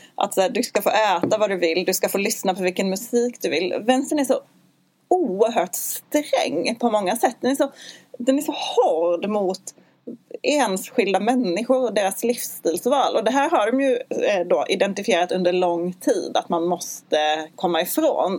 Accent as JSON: {"language": "Swedish", "region": "Skåne", "country": "Sweden", "said": "Jag har ju en mer dansk livsstil eftersom jag kommer från Skåne"}